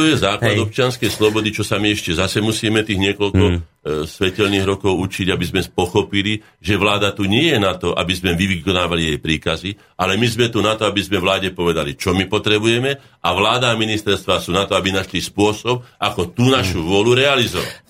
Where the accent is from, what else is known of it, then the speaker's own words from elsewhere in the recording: Slovakia; som Slovák predovšetkým